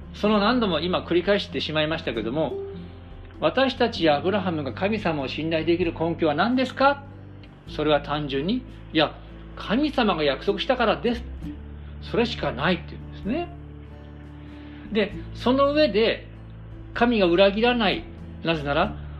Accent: Japan; 私たち日本人

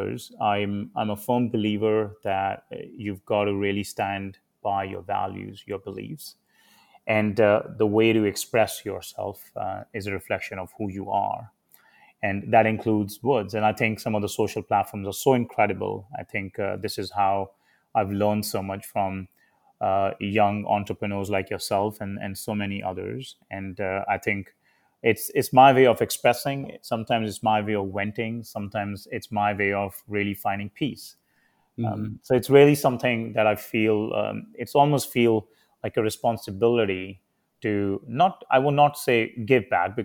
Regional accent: India; now in United States; I was a very hard worker, as many Indian kids are growing up in India

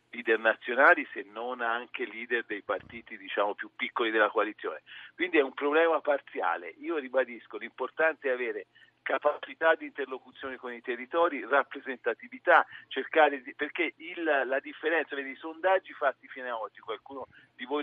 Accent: Tuscany, Italy; Io, come sentite dall'impressione, sono toscano

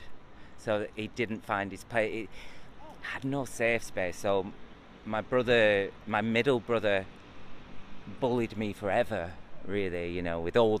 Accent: Preston, North West England, United Kingdom; I grew up in Preston, and I on a council estate

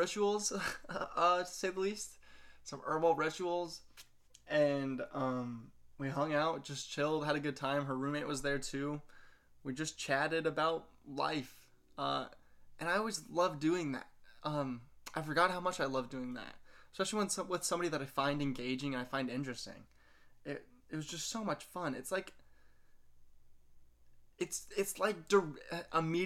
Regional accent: Wabash, Indiana, United States; I grew up in Wabash and you just kind of knew everybody

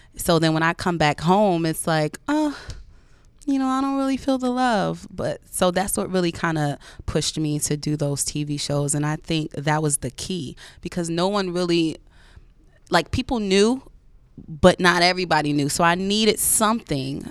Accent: Woodbridge, New Jersey, United States; also born or lived in Hillside, New Jersey; now in New York, United States; I'm from Woodbridge, New Jersey

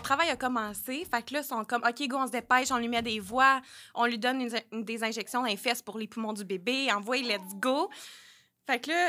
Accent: Sherbrooke, Quebec, Canada; je viens de Sherbrooke

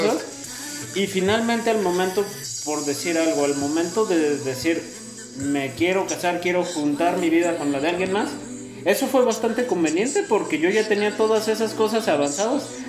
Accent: Mexico

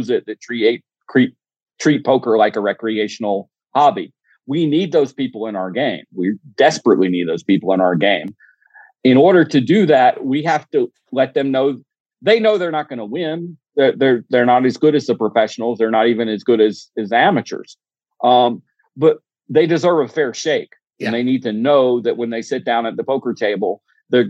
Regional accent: Georgia, United States; also born or lived in Missouri; being from Georgia

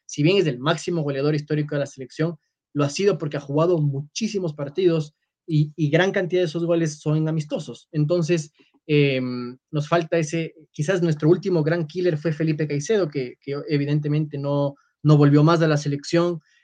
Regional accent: Ecuador

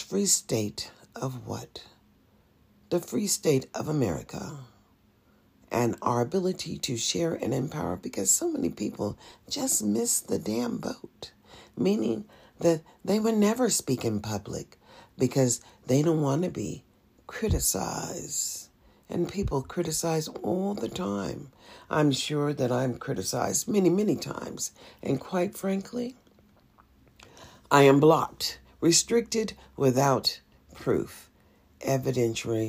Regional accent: United States; also born or lived in Nevada; As an American

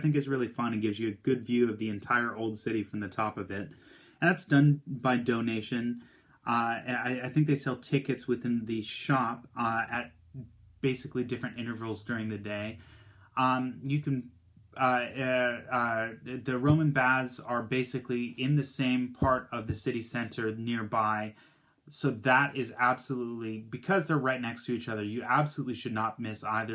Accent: United States; growing up in the United States

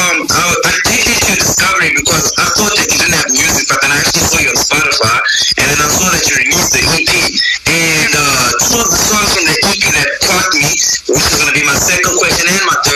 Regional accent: South Africa; all the way from South Africa

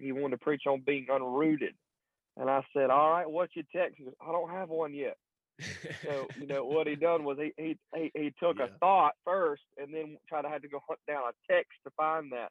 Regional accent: Burlington, North Carolina, United States; I'm from Burlington, North Carolina. Grew up in a preacher's home.

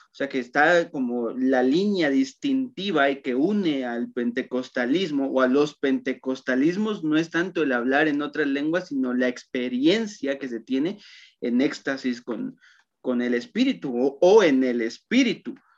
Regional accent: Totonicapán, Guatemala; en Totonicapán, que justamente de donde soy yo

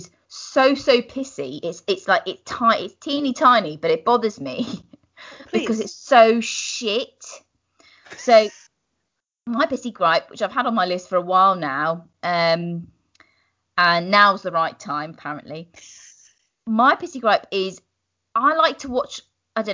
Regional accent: United Kingdom; as British people

